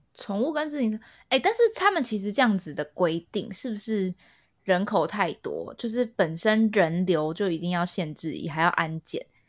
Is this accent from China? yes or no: no; Taipei, Taiwan; now in London, United Kingdom; 我们这种亚洲人被惯坏，尤其是我们台北人